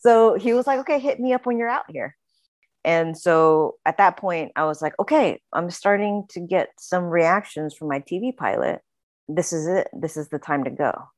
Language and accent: English; Houston, Texas, United States; moved away as an adult; also born or lived in Oklahoma / Boston; now in Los Angeles, United States; we moved to Houston, um, when I was six years old